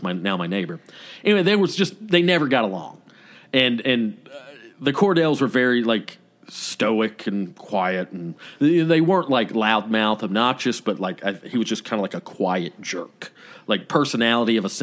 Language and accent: English; Woodstock, Georgia, United States; I grew up in Woodstock, Georgia